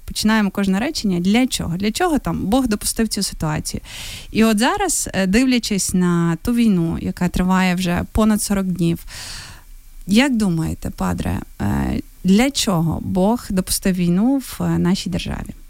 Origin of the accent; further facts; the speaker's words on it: Novoyavorivsk, Lviv Oblast, Ukraine; мого рідного Новояворівська